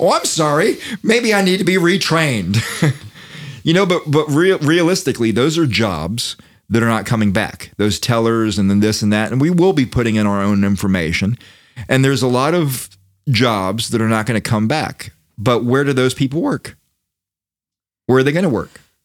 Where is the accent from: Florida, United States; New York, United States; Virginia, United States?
Florida, United States; Daytona Beach; I'm from Daytona Beach